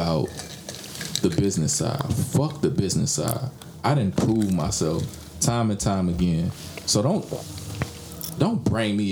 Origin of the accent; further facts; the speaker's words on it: Tampa, Florida, United States; I'm from Tampa